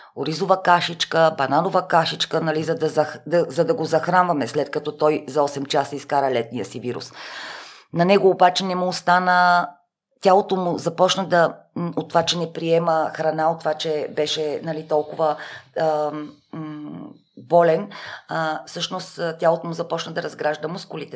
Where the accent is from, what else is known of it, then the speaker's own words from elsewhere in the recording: Sofia, Sofia City, Bulgaria; аз съм от София, т.е. да, родена съм в София, всичките ми роднини са в рамките на 20 км диаметър от София. Ние в Шопско